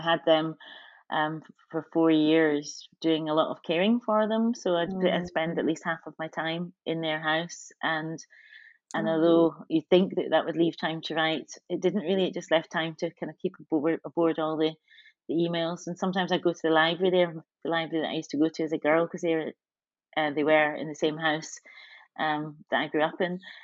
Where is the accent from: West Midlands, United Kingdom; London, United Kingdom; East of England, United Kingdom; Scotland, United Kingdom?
Scotland, United Kingdom; I've had such an interesting relationship with my country, Scotland, being black and being Scottish